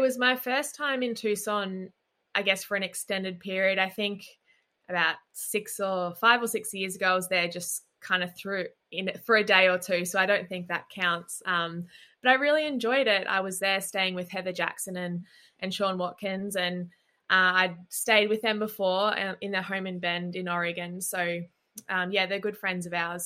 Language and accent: English; Gold Coast, Queensland, Australia; coming from Australia and growing up on the Gold Coast